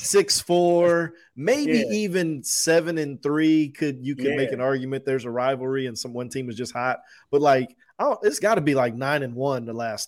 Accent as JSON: {"language": "English", "region": "Georgia", "country": "United States", "tie": "born or raised there", "also_born_or_lived": "Texas", "moved": "yes", "said": "growing up in Georgia"}